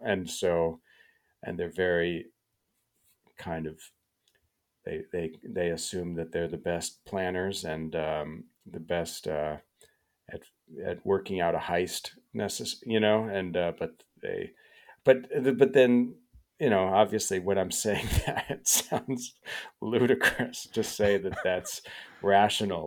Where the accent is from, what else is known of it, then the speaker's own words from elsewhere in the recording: Chicago suburbs, Illinois, United States; growing up in the Chicago suburbs